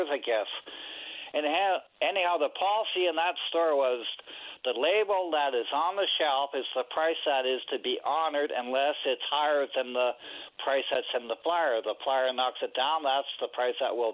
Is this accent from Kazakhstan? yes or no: no; Calgary, Alberta, Canada; moved away; I'm from Calgary